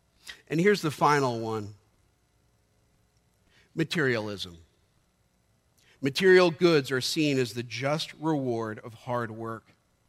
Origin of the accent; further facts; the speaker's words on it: United States; I am a proud American evangelical Christian.